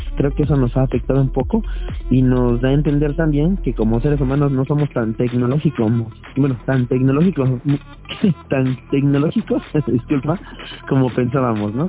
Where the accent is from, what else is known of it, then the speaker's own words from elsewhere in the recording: Mexico; como todo mexicano